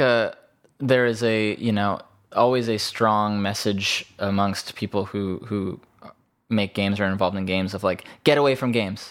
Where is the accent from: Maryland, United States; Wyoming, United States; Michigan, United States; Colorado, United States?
Maryland, United States; Bethesda; moved away; also born or lived in New York; I grew up in Bethesda